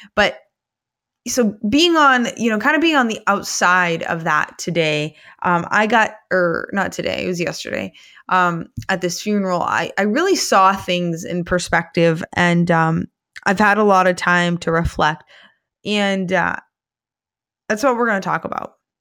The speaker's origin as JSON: {"language": "English", "area": "Somerset County", "region": "Maine", "country": "United States", "tie": "born or raised there", "said": "my hometown of, um, Somerset County"}